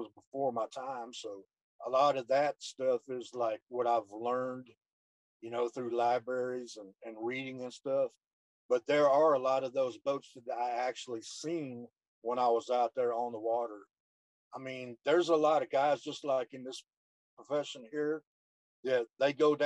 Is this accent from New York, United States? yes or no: no; Houston, Texas, United States; also born or lived in Channelview, Texas; I grew up Channel View, Texas, and born and raised in Houston. I lived there almost all my life